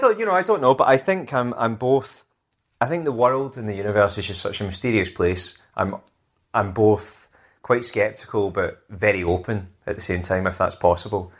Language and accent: English; Scotland, United Kingdom; now in London, United Kingdom; being Scottish